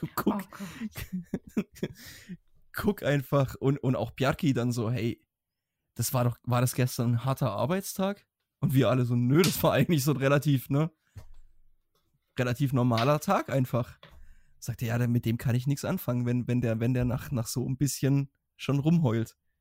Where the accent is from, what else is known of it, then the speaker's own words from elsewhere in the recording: Germany; gerade als Deutsche